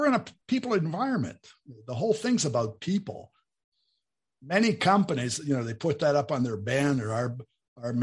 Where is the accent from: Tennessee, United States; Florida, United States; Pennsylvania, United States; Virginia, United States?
Pennsylvania, United States; near Pittsburgh; moved away as an adult; also born or lived in Bowling Green, Ohio; now in Brazil; where I was born in Pennsylvania, near Pittsburgh